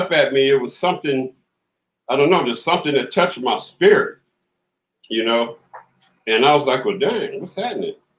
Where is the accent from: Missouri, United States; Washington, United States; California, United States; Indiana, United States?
California, United States; Compton; also born or lived in Los Angeles, California; I'm from Compton, California. Born in LA, raised in Compton